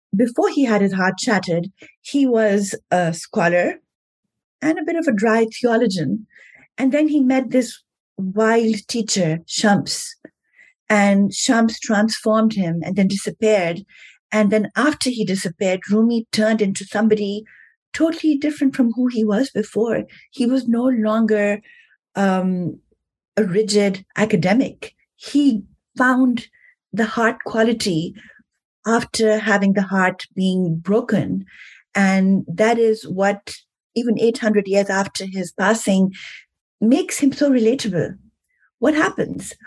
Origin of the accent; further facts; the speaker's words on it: Pakistan; moved away; also born or lived in New York; I'm from Pakistan originally.